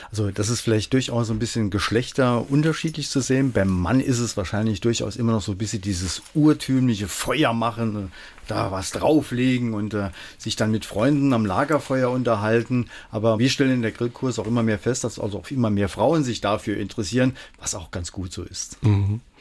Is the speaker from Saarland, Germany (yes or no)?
yes; Homburg, Saarland, Germany; born there; Ich bin ja in Homburg geboren und da habe ich natürlich auch mal einen riesen Heuhaufen angesteckt.